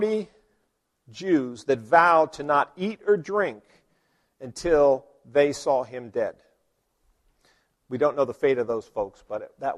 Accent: Virginia, United States; I grew up in Virginia, so we got a dose of that in Virginia history

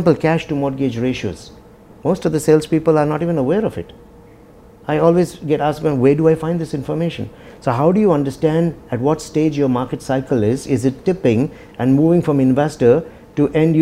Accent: India; now in Dubai, United Arab Emirates; I come from India. I have my roots, my traditional culture there.

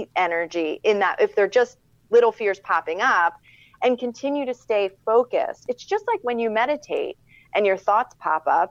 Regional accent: Philadelphia, Pennsylvania, United States; I'm from Philadelphia

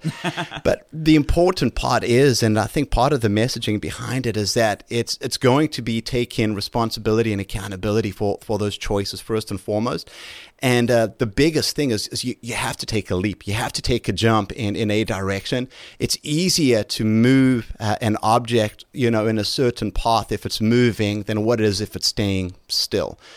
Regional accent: South Africa; moved away as an adult; now in United States; Growing up in South Africa

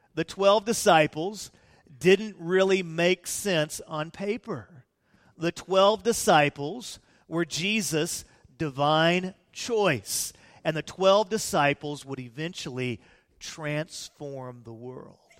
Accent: Peoria, Illinois, United States; moved away; I was born in Peoria, Illinois, in the Methodist Hospital

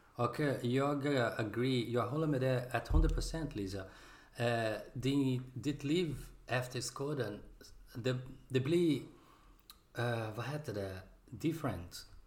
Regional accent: Brazil; Swedish is a second language; moved away as an adult; now in Sweden; Jag kommer från Brasilien. And jag bor i Sverige

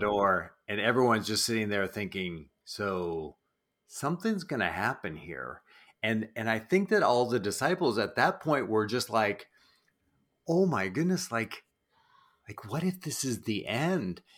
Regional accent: New Brunswick, Canada; I grew up in East Coast Canada, in New Brunswick

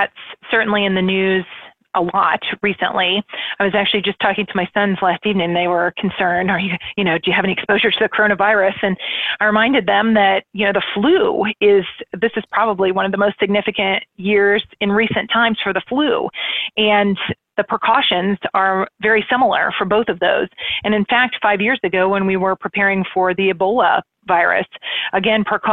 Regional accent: Indianapolis, Indiana, United States; moved away as an adult; now in Cincinnati, United States; growing up in Indianapolis, that was my home park

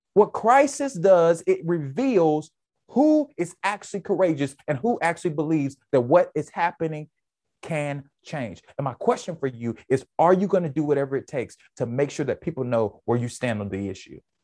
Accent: United States; I'm an American

